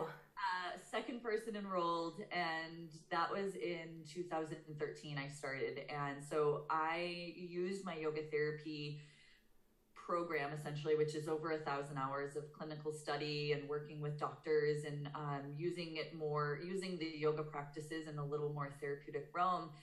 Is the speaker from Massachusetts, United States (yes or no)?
yes; outside of Boston, Massachusetts, United States; also born or lived in Portland, Maine; I was born and raised outside of Boston, Massachusetts